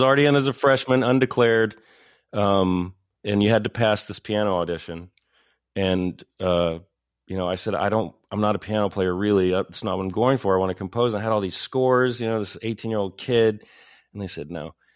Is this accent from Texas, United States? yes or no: yes; Paris, Texas, United States; moved away as an adult; I grew up in Paris, Texas